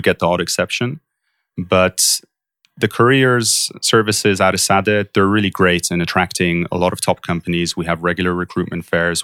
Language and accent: English; Poland; moved away as an adult; also born or lived in London, United Kingdom / Warwick, United Kingdom; now in Bay Area, United States; I grew up most of my life in Poland, and I went through the British school system